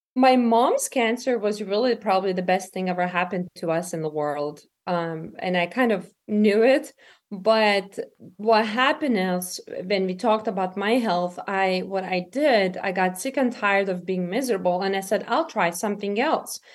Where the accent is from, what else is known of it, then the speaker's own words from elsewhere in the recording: Lithuania; moved away as an adult; now in United States; I'm from Lithuania originally myself. Um, and I came in America when I was twenty-one years old.